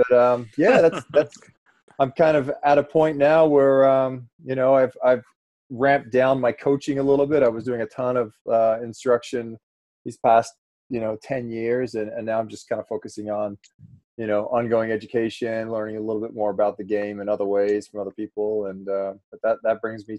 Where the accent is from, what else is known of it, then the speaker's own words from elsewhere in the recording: Australia; also born or lived in Florida / California / Iowa / Nevada; now in Boerne, United States; I originally grew up in Australia